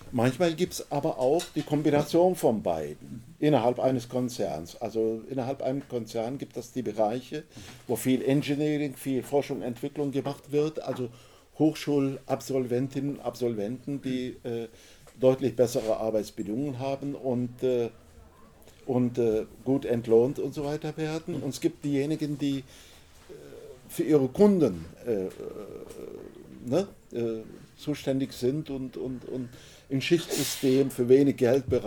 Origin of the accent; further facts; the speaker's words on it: Düsseldorf, North Rhine-Westphalia, Germany; Ja, es ist mir, ich komme aus Düsseldorf. Düsseldorf ähm, war ehemals ein Zentrum der Schwerindustrie.